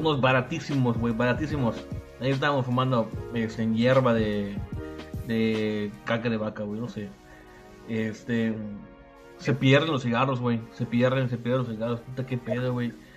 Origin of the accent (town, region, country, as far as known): Yucatán, Mexico